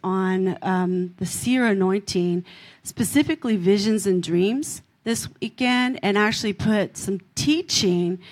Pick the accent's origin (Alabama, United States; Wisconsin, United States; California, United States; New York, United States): California, United States; I'm from California.